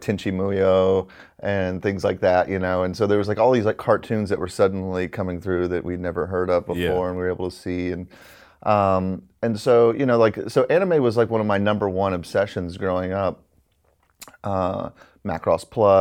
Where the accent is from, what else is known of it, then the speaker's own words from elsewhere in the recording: Alabama, United States; I'm from Alabama, and you know, growing up out there